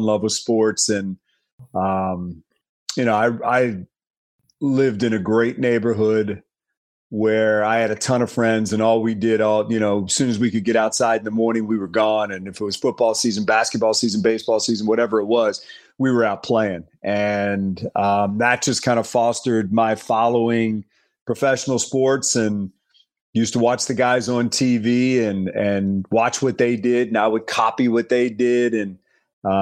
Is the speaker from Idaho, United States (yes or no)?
no; Washington, District of Columbia, United States; moved away as an adult; also born or lived in Virginia / Maryland; now in Detroit, United States; I was born in Sibley Hospital in Washington, D.C. and grew up in what they call the DMV district in Virginia and Maryland in there. So, born there, raised there and until I came to Detroit